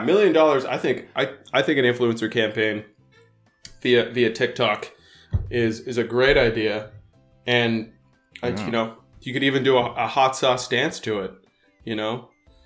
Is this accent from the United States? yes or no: no; Canada; I'm Canadian